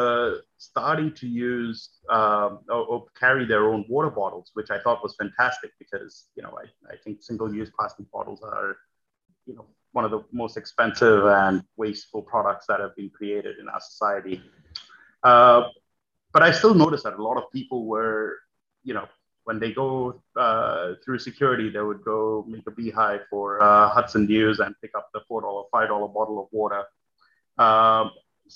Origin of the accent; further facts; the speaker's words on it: Australia; moved away as an adult; also born or lived in New York; I grew up in Australia